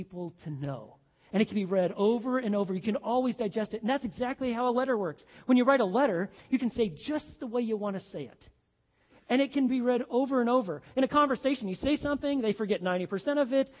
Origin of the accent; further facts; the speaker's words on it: Oregon, United States; we're from Oregon